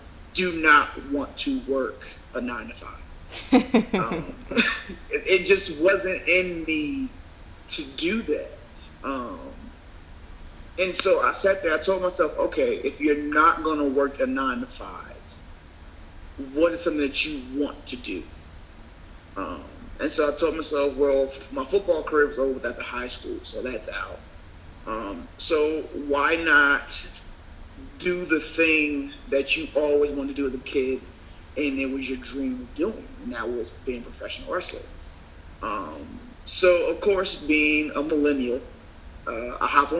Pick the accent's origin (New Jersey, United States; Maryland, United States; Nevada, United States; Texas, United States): Maryland, United States; I'm from Maryland